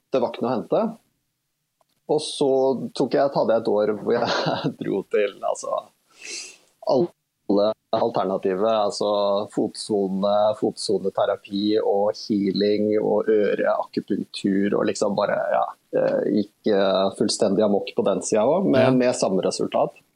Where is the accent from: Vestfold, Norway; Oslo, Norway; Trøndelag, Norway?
Vestfold, Norway; Horten; syntes ikke det var nødvendig å på en måte tråkke rundt i hele oppveksten min i Horten